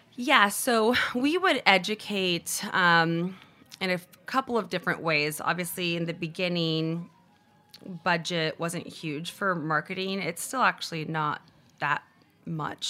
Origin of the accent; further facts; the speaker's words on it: Cupertino, California, United States; moved away as an adult; also born or lived in Brazil / San Francisco; now in Los Angeles, United States; I moved to California when I was six years old. So I grew up in Cupertino